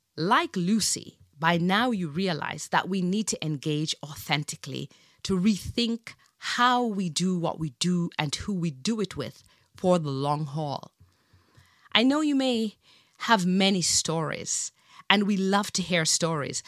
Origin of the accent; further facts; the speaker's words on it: Jamaica; I grew up in Jamaica in the seventies